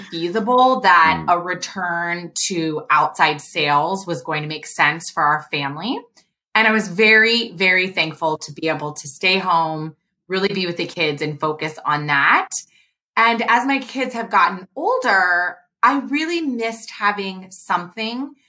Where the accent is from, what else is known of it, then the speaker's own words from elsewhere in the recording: Cincinnati, Ohio, United States; moved away as an adult; also born or lived in Chicago / Baltimore / Dallas; now in Hinsdale, United States; I grew up in Ohio, so I'm originally from Cincinnati